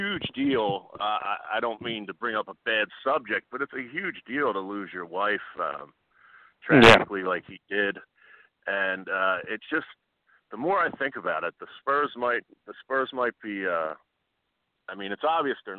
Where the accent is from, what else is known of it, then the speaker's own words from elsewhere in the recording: Philadelphia, Pennsylvania, United States; I'm from Philadelphia